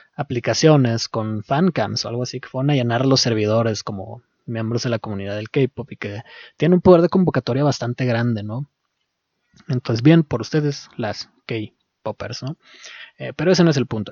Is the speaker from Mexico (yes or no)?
yes; Mexico; y yo siendo mexicano